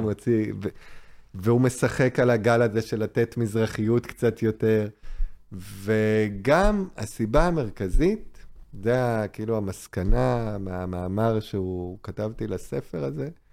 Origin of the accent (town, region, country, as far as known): Israel